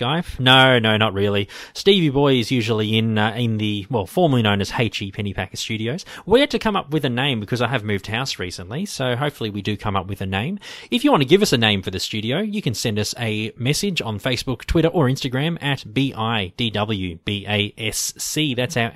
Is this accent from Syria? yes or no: no; Melbourne, Victoria, Australia; We're from Melbourne, Australia